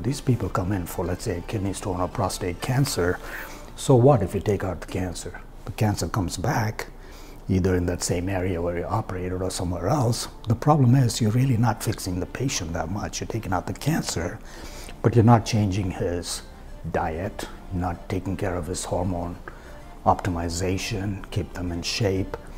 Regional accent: India; moved away as an adult; I was born in India, and of course, I went to college over there

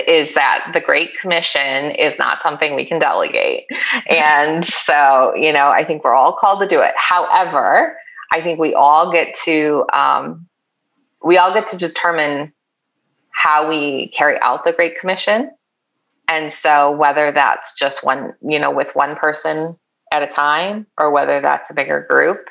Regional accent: Chicago, Illinois, United States; moved away; I grew up in the Chicago suburbs

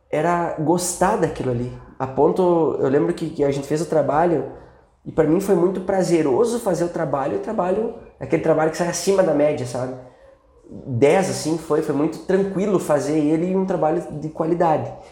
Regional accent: South Region, Brazil; E aí depois eu vim pra cá, acabei fazendo mestrado aqui na FMG, que eu sou lá do Sul, vim pra cá

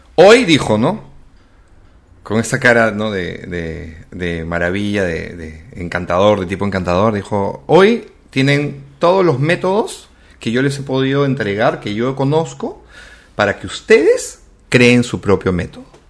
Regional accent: Callao, Peru; soy chalaco, viví en el Callao

